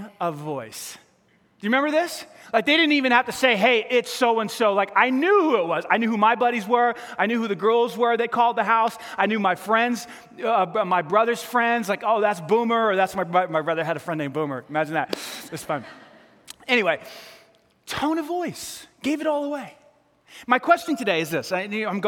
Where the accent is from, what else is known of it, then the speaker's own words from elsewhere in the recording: New York, United States; accent: New York; My New York accent.